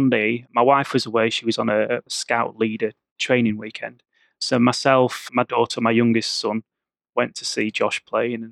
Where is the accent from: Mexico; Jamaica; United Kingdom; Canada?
United Kingdom; the Midlands, England; moved away; I grew up in the Midlands